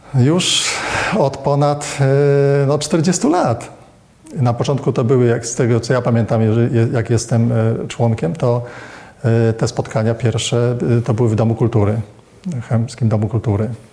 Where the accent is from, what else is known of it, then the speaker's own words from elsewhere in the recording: Gdynia, Pomeranian Voivodeship, Poland; Ja urodziłem się w Gdyni